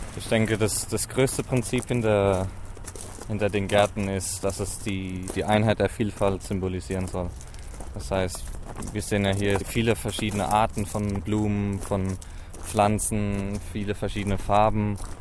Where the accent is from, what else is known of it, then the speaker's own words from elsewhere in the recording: Germany; moved away as an adult; now in Haifa, Israel; ich komme auch aus Deutschland. Ich bin letztes Jahr im Mai hergekommen